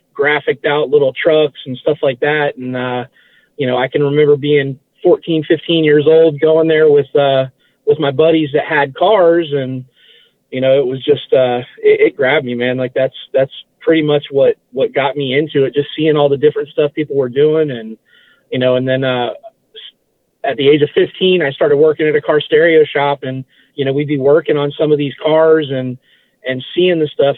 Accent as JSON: {"language": "English", "town": "West Palm Beach", "region": "Florida", "country": "United States", "tie": "born or raised there", "also_born_or_lived": "Massachusetts", "said": "I've lived in, in, uh, West Palm Beach, you know, Palm Beach County my, my whole life."}